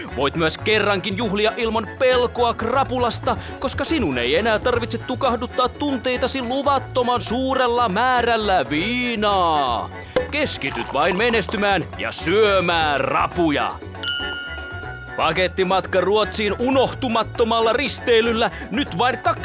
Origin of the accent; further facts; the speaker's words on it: Myrskylä, Uusimaa, Finland; me ollaan Myrskylästä